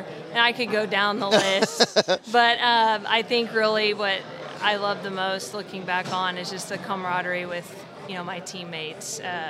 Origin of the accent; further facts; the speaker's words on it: Broken Arrow, Oklahoma, United States; I'm from Broken Arrow.